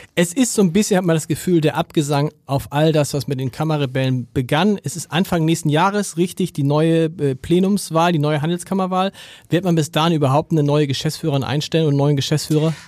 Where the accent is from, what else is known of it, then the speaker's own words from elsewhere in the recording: Hamburg, Germany; ich kann nur als Hamburger sagen